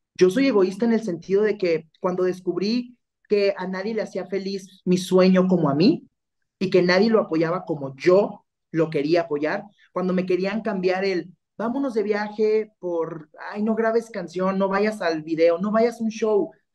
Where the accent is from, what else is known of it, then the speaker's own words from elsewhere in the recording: Mexico; como mexicanos nos apoyemos